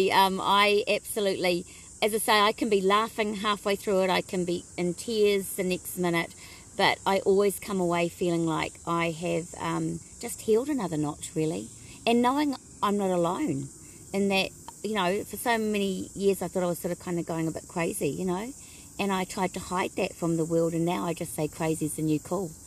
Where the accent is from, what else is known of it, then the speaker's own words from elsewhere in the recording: Blenheim, Marlborough, New Zealand; born there; Okay, so born in Blenheim, um, Dad was in the Air Force, so um, lived at Woodbourne uh, Air Force